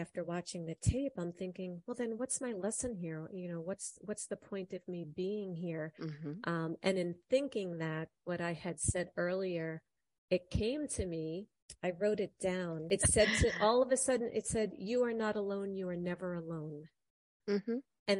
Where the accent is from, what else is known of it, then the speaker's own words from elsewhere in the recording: Ireland; You know, I'm Irish. I know potatoes grow in Ireland